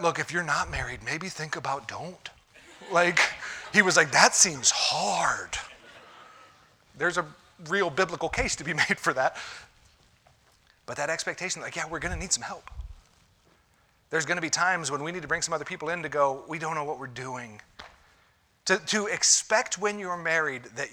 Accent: Ohio, United States; moved away; I'm from Ohio

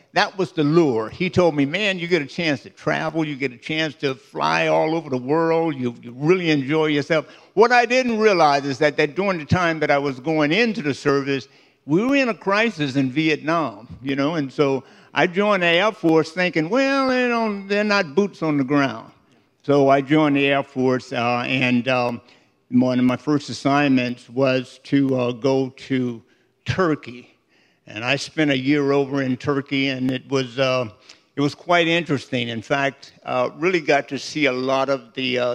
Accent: Miami, Florida, United States; I grew up in a section of Miami called Liberty City and spent all of my school days there

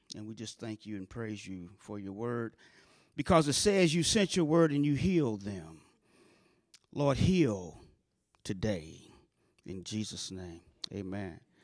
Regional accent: St. Louis, Missouri, United States; I grew up in North Saint Louis, about three miles north of Del Mar

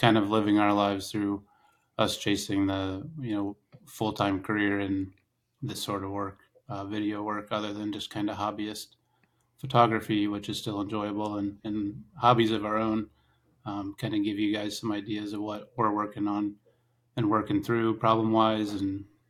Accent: Ohio, United States; moved away as an adult; also born or lived in Alaska; So I grew up in Northeast Ohio.

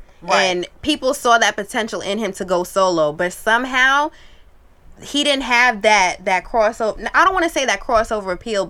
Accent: New York, United States; as a New Yorker

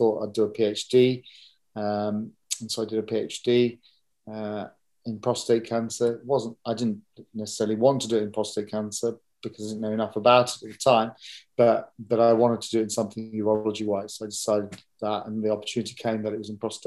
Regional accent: London, United Kingdom; also born or lived in Nottingham / Guildford / New York / Stockholm; I grew up in South London, I came back to London afterwards.

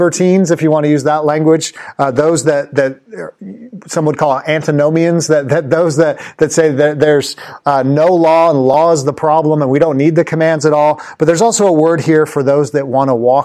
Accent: Los Angeles, California, United States; I used to go to Los Angeles Clippers games when I grew up in Los Angeles with my dad.

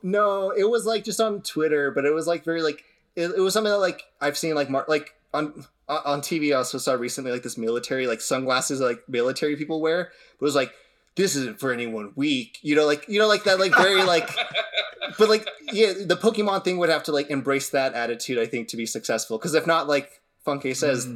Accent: United States

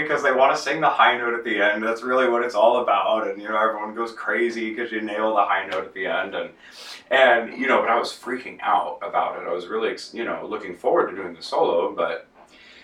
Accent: outside of Los Angeles, Southern California, United States; I grew up in Southern California outside

